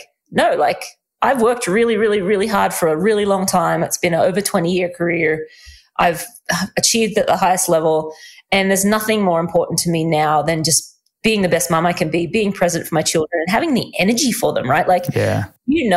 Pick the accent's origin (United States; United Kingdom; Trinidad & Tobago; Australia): Australia; I am Australian